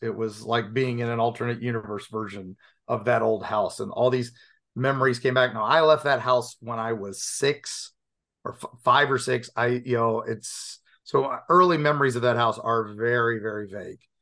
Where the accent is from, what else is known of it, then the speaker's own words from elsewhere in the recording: Appalachian Mountains, United States; also born or lived in Dayton, Ohio; I grew up in the Appalachian Mountains